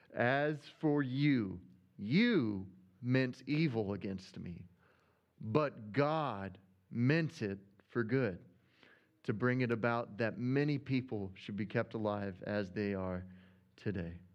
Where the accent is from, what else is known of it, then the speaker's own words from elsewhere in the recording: Arkansas, United States; accent: Arkansas; my Arkansas accent